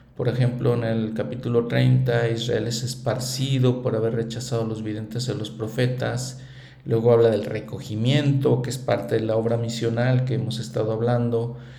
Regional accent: Mexico; como mexicano, para mí el libro de Mormón me enseña muchas cosas

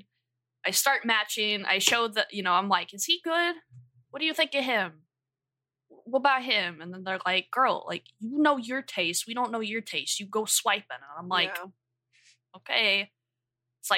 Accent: the South, United States; accent: southern; My fucking dialect is coming out. My southern accent is coming out

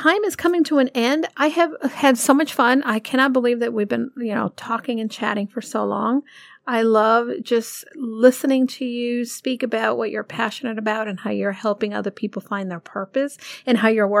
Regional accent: New York City, New York, United States; now in Connecticut, United States; I'm a New Yorker

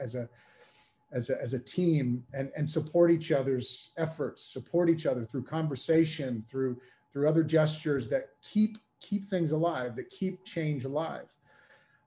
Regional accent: United States; moved away as an adult; now in United Kingdom; I'm an American coming into the UK

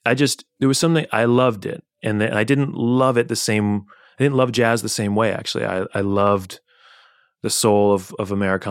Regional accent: New York City, New York, United States; I'm from Brooklyn, New York

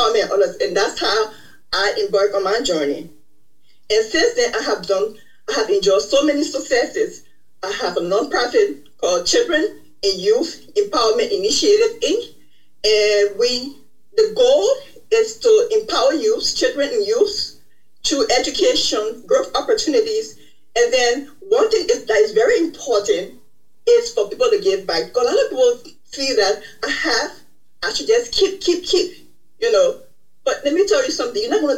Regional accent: Liberia; now in United States; I am originally from Liberia, West Africa. I migrated to the United States as the result of the Liberian Civil War in 1993.

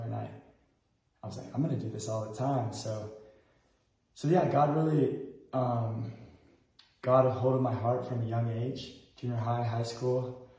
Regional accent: Bandung, West Java, Indonesia; Yeah, so I grew up in Indonesia. I was born there. My parents are American from California. I was born in Bandung, Indonesia, on the island of Java.

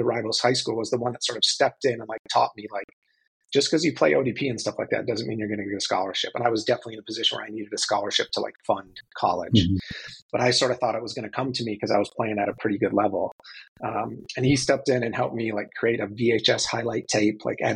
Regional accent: Minneapolis, Minnesota, United States; I grew up in Minneapolis, Minnesota

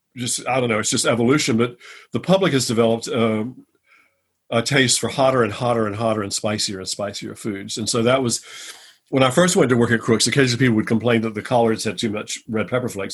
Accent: New Bern, North Carolina, United States; moved away as an adult; also born or lived in New York; now in Chapel Hill, United States; New Bern, my hometown

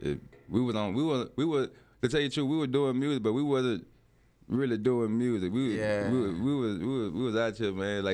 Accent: New Orleans, Louisiana, United States; I'm from New Orleans

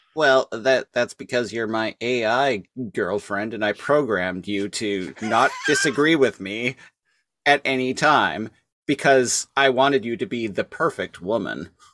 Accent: Canada; I'm Canadian and have worked in grocery stores for, like, the past decade

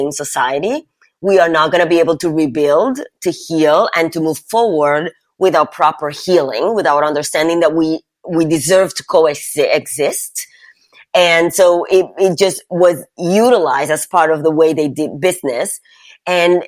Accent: Puerto Rico; I grew up in Puerto Rico

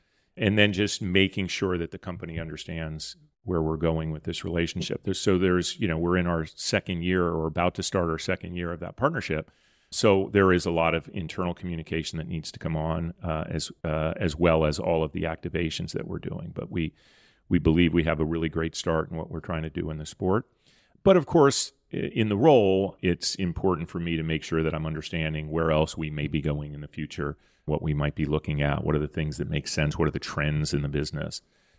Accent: California, United States; born there; I was born a Lakers fan because I was born in Southern California.

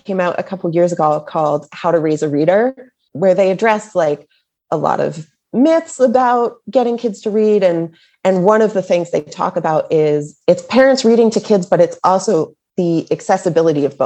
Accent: Boston, Massachusetts, United States; also born or lived in Illinois; now in California, United States; I am from the Boston area

